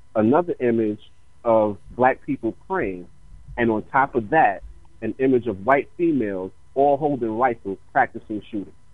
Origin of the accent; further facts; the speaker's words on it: New York, United States; also born or lived in New Jersey; growing up in New York and, and even being in Jersey